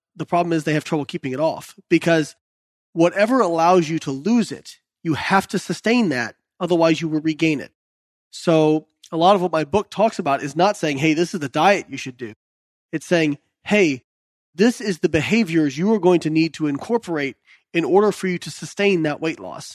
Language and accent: English; Indiana, United States; I was the kid growing up in Indiana